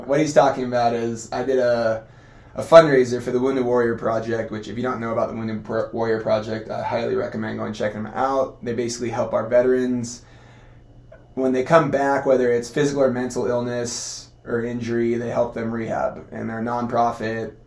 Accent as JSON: {"language": "English", "town": "Costa Mesa", "region": "California", "country": "United States", "tie": "born or raised there", "also_born_or_lived": "Long Beach, California / Canada", "said": "moved down to Costa Mesa, grew up there, playing every sport under the sun."}